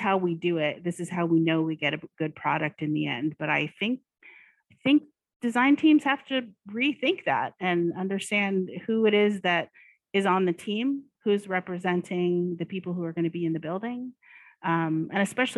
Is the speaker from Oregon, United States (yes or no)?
yes; Oregon, United States; I grew up in Oregon